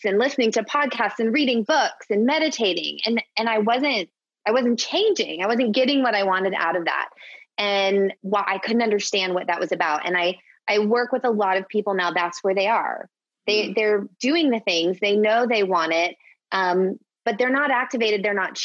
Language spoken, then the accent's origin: English; Orlando, Florida, United States; moved away as an adult; now in Phoenix, United States; So we moved to Phoenix 7 years ago. And prior to that, I'm from Orlando, Florida